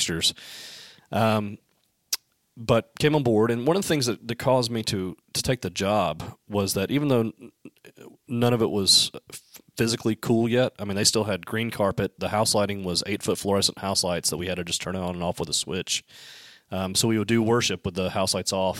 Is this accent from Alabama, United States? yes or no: yes; Alabama, United States; I'm from Alabama